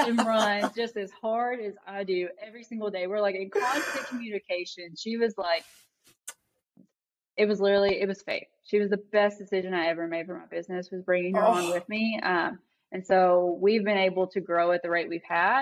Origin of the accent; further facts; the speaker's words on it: Eastern Kentucky, United States; I grew up in Eastern Kentucky. It was very impoverished. It was very rural.